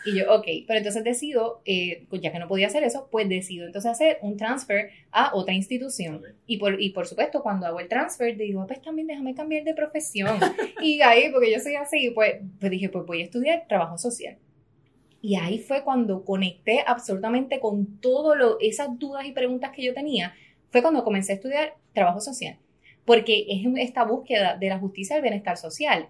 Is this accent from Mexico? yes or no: no; Puerto Rico; soy la primera puertorriqueña